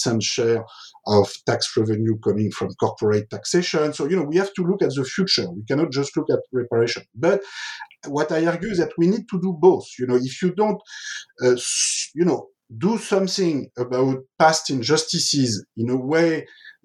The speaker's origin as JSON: {"language": "English", "country": "France", "tie": "born or raised there", "said": "I grew up in France in the 1970s"}